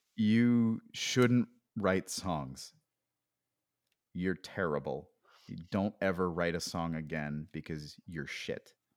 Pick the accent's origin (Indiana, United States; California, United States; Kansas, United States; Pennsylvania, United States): Pennsylvania, United States; moved away as an adult; I grew up in Pennsylvania, uh, and I didn't really leave the state very much